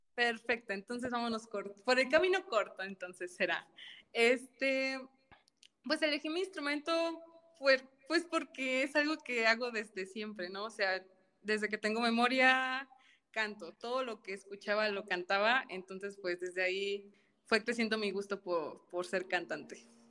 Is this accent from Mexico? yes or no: yes; Tampico, Tamaulipas, Mexico; Soy originaria de Tampico, Tamaulipas